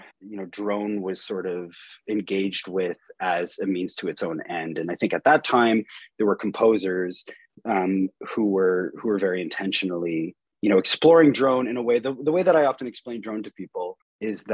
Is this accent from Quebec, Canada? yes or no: no; Peterborough, Ontario, Canada; also born or lived in Wolfe Island, Canada; now in Kingston, Canada; I'm from Peterborough originally